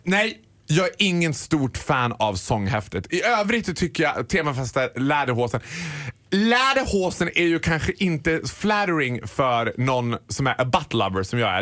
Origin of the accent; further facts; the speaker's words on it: Borlänge, Dalarna County, Sweden; also born or lived in London; Jag är från Borlänge